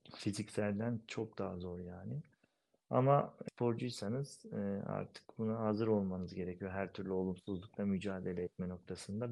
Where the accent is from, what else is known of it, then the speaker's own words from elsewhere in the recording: Pınarönü village, Erzincan, Turkey; moved away as an adult; also born or lived in Istanbul, Küçükçekmece / Erzurum; now in Ankara, Turkey; İstanbul Küçükçekmece doğumluyum. Şu an 34 yaşındayım. Ankara'da yaşıyorum. Yani hayatım bölümünü Erzincan Pınarönü köyünde geçirdim.